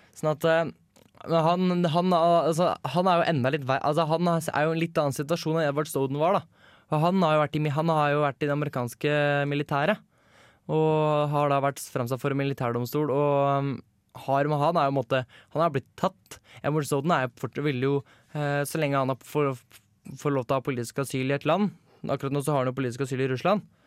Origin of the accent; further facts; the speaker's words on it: Eastern Norway, Norway; Jeg er ikke fra Vestlandet, jeg er, fra, jeg er østlending.